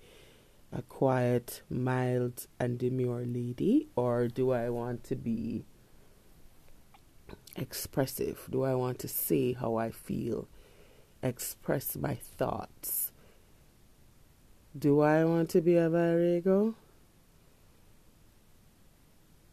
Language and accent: English; Kingston, Jamaica; I grew up in Kingston